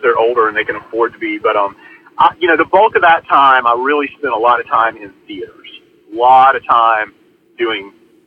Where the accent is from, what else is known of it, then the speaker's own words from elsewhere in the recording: Athens, Georgia, United States; I'm in my hometown of Athens, Georgia.